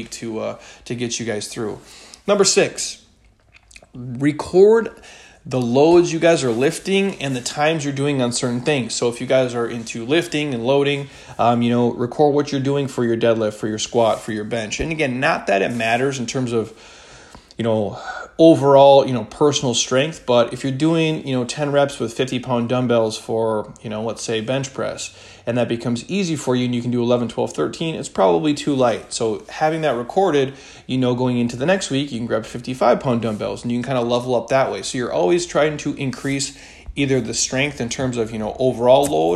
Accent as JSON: {"language": "English", "region": "Midwest", "country": "United States", "tie": "born or raised there", "said": "I grew up in the Midwest"}